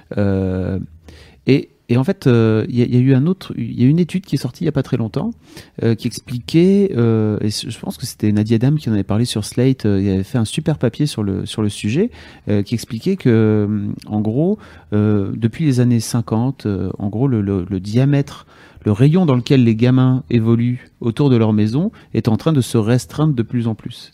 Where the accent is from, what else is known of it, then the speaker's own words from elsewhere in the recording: Lille, Hauts-de-France, France; nous, on est lillois